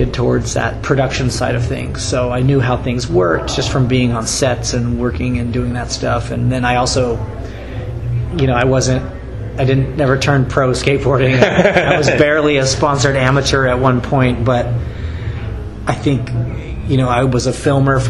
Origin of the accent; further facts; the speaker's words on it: West Coast, United States; growing up on the West Coast